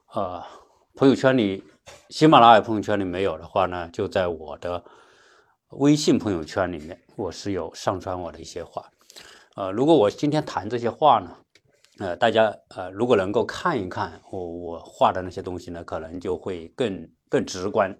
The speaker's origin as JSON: {"language": "Chinese", "country": "China", "said": "我们国内的很多人啊，或者我们中国人吧"}